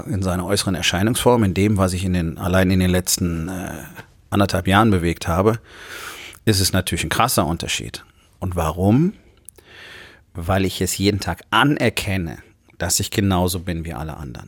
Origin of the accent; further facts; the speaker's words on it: Rhineland, Germany; im Rheinland, wo ich groß geworden bin, einen guten Teil meiner Jugend